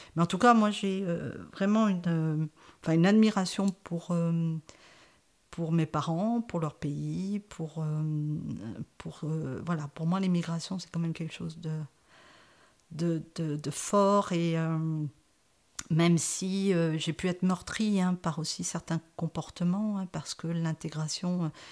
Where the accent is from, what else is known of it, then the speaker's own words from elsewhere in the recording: France; also born or lived in Saint-Victor; je suis née en France